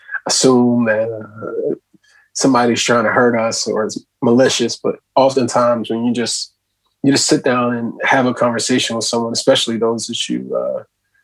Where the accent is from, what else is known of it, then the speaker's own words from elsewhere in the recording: United States; as a young Black man growing up in America